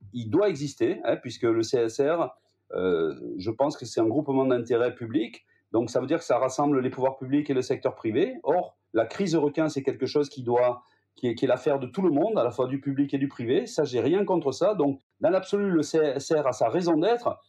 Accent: Gers, Occitania, France; je suis né, moi, dans le Gers, pas très loin de l'endroit où est né D'Artagnan

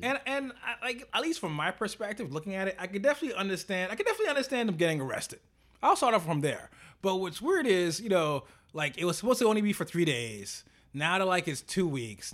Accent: United States; we're American

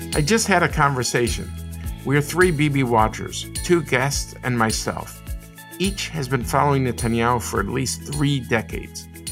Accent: United States; as an American

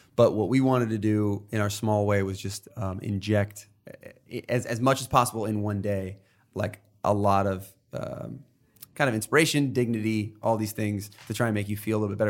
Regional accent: New York, United States; I grew up in New York, and we're all kinda tough here

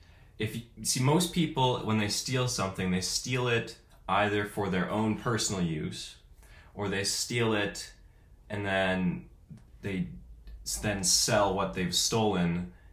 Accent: Kansas City, Missouri, United States; Kansas City, Missouri.

